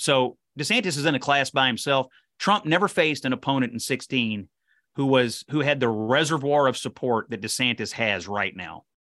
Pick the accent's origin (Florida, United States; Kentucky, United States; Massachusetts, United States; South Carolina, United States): Kentucky, United States; Kentucky First District, United States; I was born and raised in the Kentucky First District